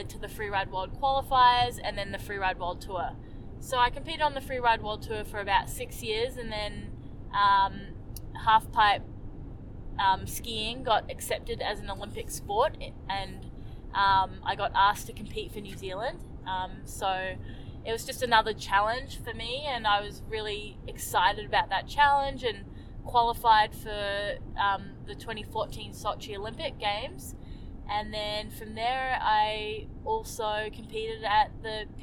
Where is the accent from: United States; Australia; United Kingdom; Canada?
Canada; Fernie, British Columbia; I grew up skiing in Fernie, British Columbia